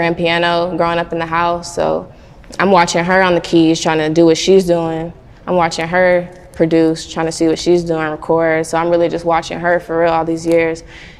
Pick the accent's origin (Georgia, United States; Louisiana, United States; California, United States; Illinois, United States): Georgia, United States; Atlanta; I grew up in the south side of Atlanta